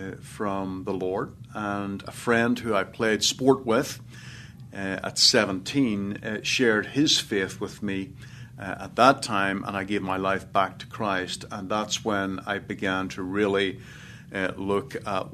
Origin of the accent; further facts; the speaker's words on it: Northern Ireland, United Kingdom; moved away; I was born in Northern Ireland, about 20 miles south of Belfast. My father is English, mother is Irish, and grew up in Northern Ireland